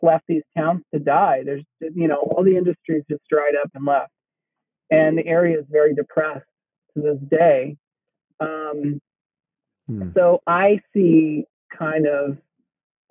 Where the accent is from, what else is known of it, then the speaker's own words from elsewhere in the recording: coal country of Pennsylvania, United States; I was born and raised in the coal country of Pennsylvania.